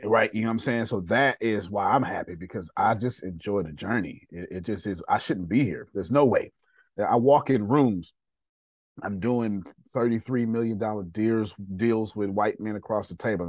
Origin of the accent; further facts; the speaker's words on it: Texas, United States; I failed the fifth grade, and I failed the sixth grade back to back in Texas. I'm from Texas